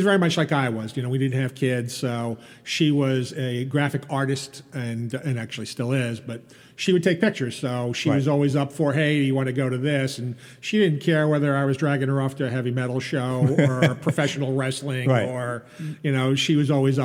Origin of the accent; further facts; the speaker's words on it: East Meadow, New York, United States; I grew up here in East Meadow